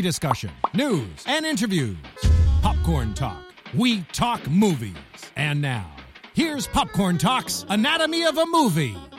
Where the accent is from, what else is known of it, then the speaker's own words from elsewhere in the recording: Peabody, Massachusetts, United States; I grew up in Peabody